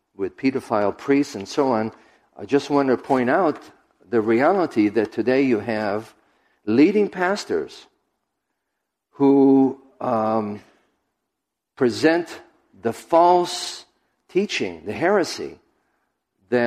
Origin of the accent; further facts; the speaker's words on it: Israel; moved away; I was raised in Israel